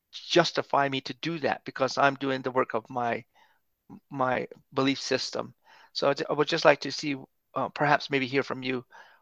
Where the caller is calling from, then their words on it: New Mexico, United States; I'm Native American, joining you from New Mexico here in the United States.